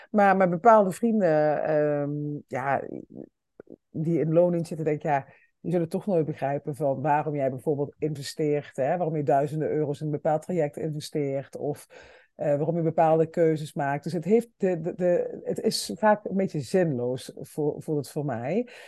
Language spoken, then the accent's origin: Dutch; Limburg, Netherlands; wij komen allebei uit Limburg